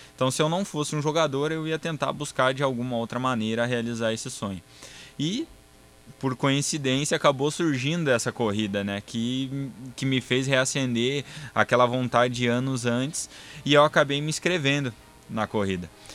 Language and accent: Portuguese; Sapiranga, Rio Grande do Sul, Brazil; sou gaúcho, sou natural de Sapiranga, no Rio Grande do Sul